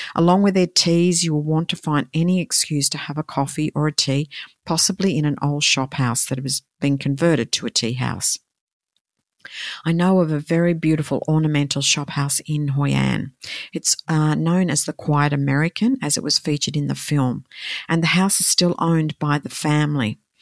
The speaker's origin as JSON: {"language": "English", "country": "Australia", "said": "I'm from Australia"}